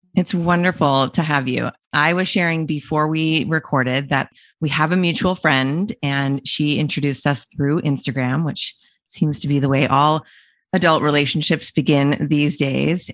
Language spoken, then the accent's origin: English; Canada; we're both Canadian